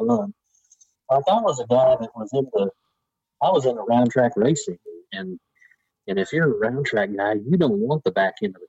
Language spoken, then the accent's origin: English; East Tennessee, United States; now in Nashville, United States; I'm from East Tennessee